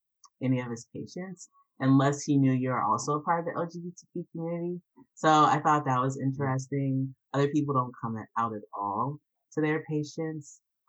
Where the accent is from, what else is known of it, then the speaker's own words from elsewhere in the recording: Atlanta, Georgia, United States; also born or lived in North Carolina / Wisconsin / Canada / Albany; Oh, no, I'm from Atlanta, Georgia originally. Atlanta to North Carolina to Wisconsin, then to Canada, then to Albany. So I've, like, bounced all over.